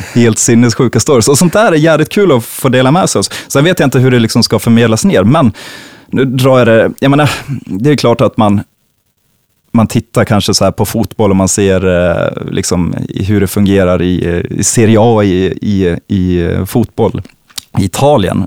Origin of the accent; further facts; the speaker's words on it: Falun, Dalarna County, Sweden; also born or lived in Stockholm; now in Gotland, Sweden; jag kommer från Falun